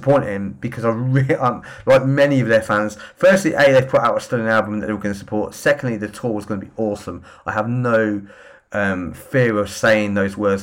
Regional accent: Northampton, East Midlands, United Kingdom; my hometown, Northampton

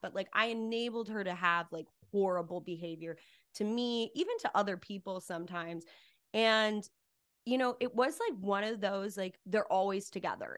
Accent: Cedar Crest, New Mexico, United States; moved away as an adult; also born or lived in Albuquerque, New Mexico; now in Los Angeles, United States; I grew up in a really small town in Cedarcrest, New Mexico

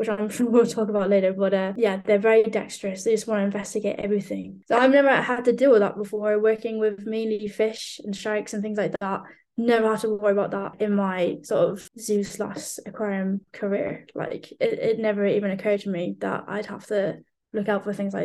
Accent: Ireland; now in United Kingdom; being Irish

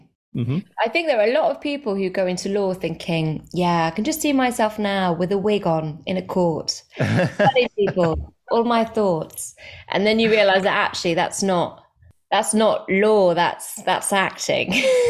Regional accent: France; moved away as an adult; also born or lived in Zimbabwe; now in United Kingdom; but I was born in Zimbabwe and then we moved to the UK. I must have lived there for a little bit, but I can't remember it. And then we moved to France when I was like four.

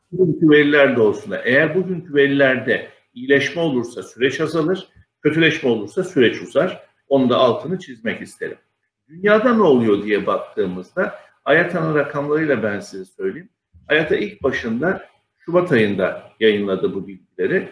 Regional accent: Mersin, Turkey; moved away as an adult; now in Istanbul, Turkey; 1966 yılı Mersin'de doğumluyum. Liseyi Mersin'de okudum. Daha sonra İstanbul'a üniversite için geldim.

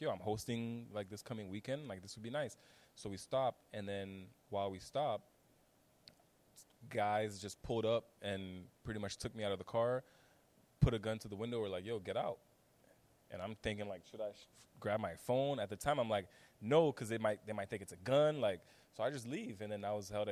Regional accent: Haiti; also born or lived in Washington, D.C.; now in Miami, United States; growing up in Haiti and being exposed to insecurity and violence

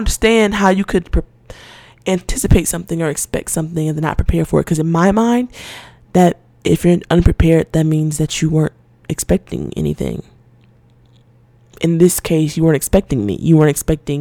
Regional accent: Atlanta, Georgia, United States; I grew up in Atlanta. Well, in Georgia

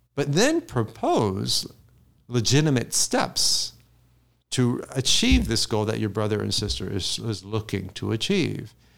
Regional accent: Jacksonville, Florida, United States; moved away; I'm from Jacksonville, went to Florida State University

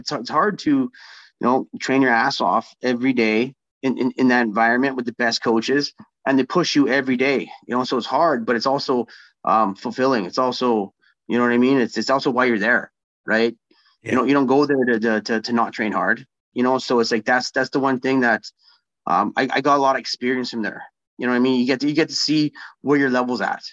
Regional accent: Winnipeg, Manitoba, Canada; I'm going to be the first Winnipegger to fight in Winnipeg for UFC

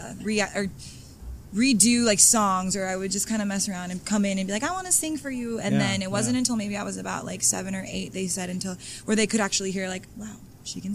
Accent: Oceanside, California, United States; I'm born and raised in Oceanside, California.

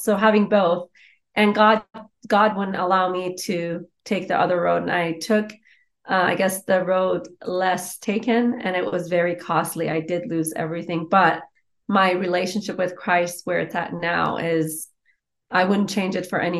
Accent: Iran; English is a second language; now in United States; As I write in my book, my mom was in the Iranian military. Her job, soon after I was born, the Islamic Revolution happened

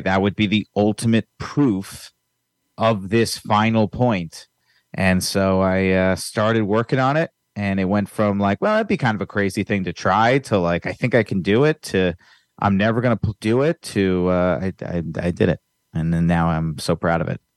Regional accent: Virginia, United States; now in Los Angeles, United States; I'm from Virginia

